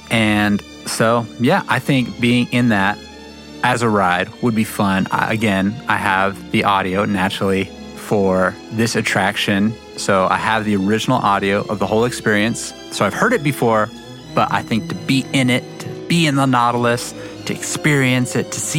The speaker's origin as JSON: {"language": "English", "town": "Las Vegas", "region": "Nevada", "country": "United States", "tie": "born or raised there", "said": "growing up in Vegas"}